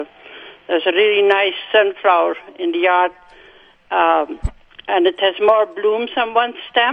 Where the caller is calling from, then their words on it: Rapid City, Manitoba, Canada; I'm calling from Rapid City.